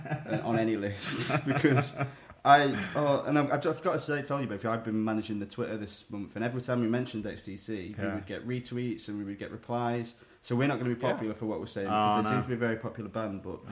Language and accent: English; United Kingdom; a very British album that doesn't make me cringe at the thought of being British as well.